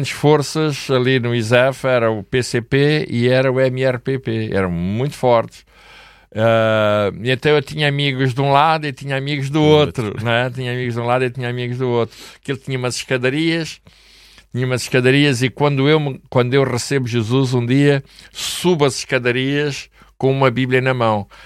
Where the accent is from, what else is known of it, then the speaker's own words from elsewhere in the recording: Angola; now in Portugal; Eu vim de Angola, a minha mulher, por exemplo, veio de Moçambique